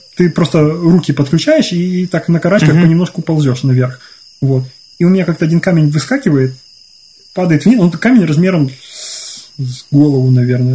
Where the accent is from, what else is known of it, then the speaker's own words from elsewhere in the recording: Ukraine; moved away; я вырос в Украине